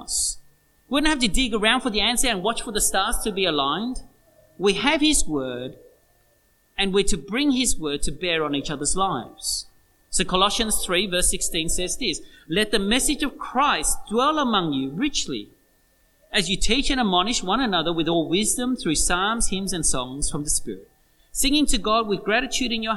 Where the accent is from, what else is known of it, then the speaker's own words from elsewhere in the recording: Australia; that's who we are, Australians